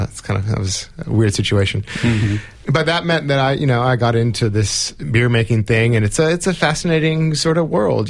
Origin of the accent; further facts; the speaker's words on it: California, United States; moved away; I grew up in California where the drinking age is 21